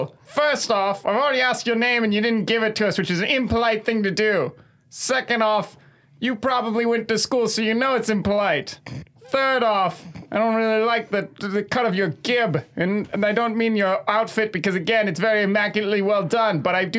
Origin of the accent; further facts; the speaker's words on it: Atlanta, Georgia, United States; I'm from Atlanta. I legally have to be happy.